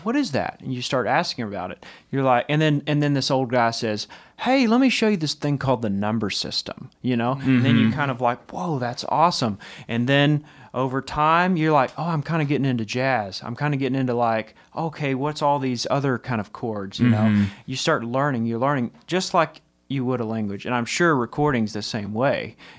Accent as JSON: {"language": "English", "region": "Texas", "country": "United States", "said": "Maybe not me, because I'm from Texas."}